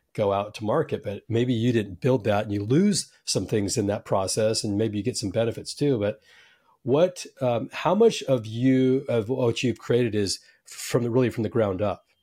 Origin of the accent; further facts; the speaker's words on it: Silicon Valley, California, United States; I'm from Silicon Valley